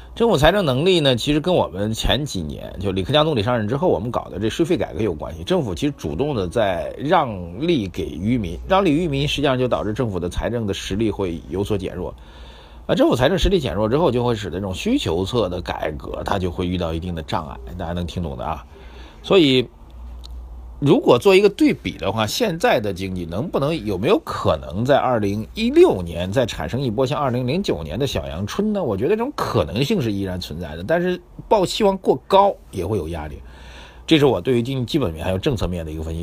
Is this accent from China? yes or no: yes; Shanghai, China; 用我们上海人讲话呢